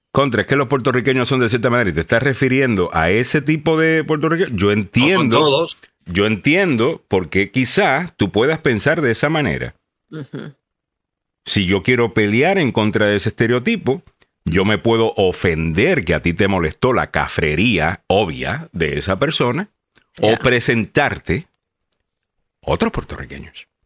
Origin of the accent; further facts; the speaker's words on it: Panama; moved away; also born or lived in El Salvador; Nací en El Salvador, me fui a Panamá desde dos años y me crecí o me crié en Panamá por 16 años. Eh, o sea que estuve ahí hasta los 18 años.